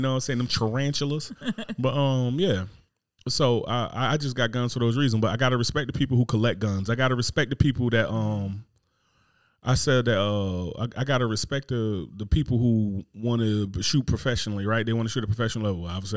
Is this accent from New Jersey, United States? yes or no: yes; Newark, New Jersey, United States; I'm from Newark, New Jersey